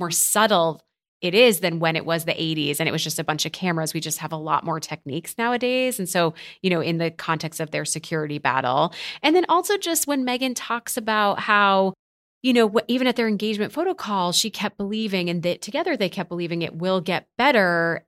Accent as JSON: {"language": "English", "country": "United States", "said": "I am an American"}